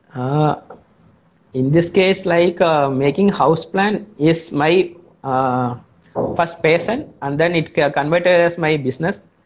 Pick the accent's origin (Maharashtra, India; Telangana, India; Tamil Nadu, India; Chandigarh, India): Tamil Nadu, India; I am from Tamil Nadu uh, in India